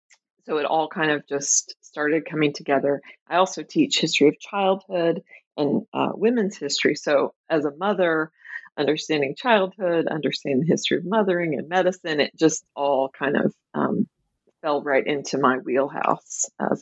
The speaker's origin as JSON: {"language": "English", "town": "Tulsa", "region": "Oklahoma", "country": "United States", "tie": "born or raised there", "lives_now": "Minneapolis, United States", "said": "Sure. I grew up in Tulsa, Oklahoma. I live right now in the Twin Cities, in Minneapolis in particular."}